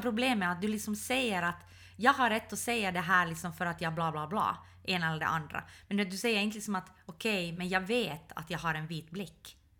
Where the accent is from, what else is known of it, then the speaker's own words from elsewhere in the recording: Ostrobothnia, Finland; jag är uppvuxen i Österbotten.